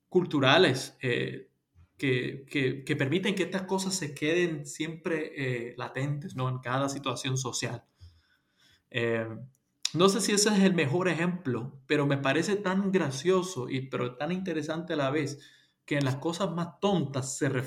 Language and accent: Spanish; Puerto Rico; moved away as an adult; also born or lived in United States; cuando llegué a Puerto Rico a los 12 años. Nací en los Estados Unidos eh, y llegué a Puerto Rico cuando ya se divorciaron mis padres y me quedé ahí hasta los 27 años.